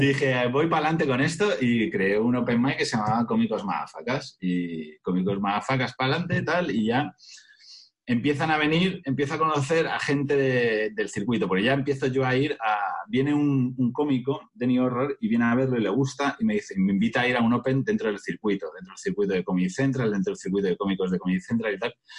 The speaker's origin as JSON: {"language": "Spanish", "town": "Majadahonda", "region": "Community of Madrid", "country": "Spain", "said": "en Majadahonda, que es de donde soy yo"}